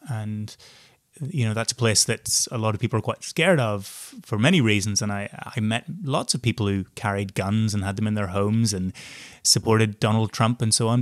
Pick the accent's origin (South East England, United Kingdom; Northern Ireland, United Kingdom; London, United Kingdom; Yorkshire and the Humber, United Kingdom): Northern Ireland, United Kingdom; moved away; growing up in Northern Ireland with not much experience of the outside world